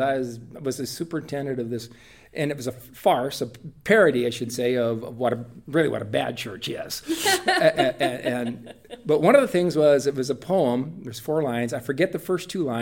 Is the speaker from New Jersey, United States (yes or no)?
no; Whitley County, Indiana, United States; I was born and raised in rural Whitley County, Indiana, in Washington Township.